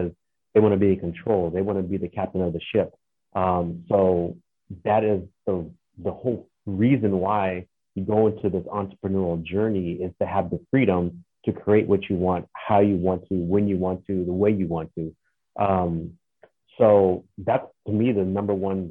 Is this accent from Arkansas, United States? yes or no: no; Phoenix, Arizona, United States; I'm from Arizona, Phoenix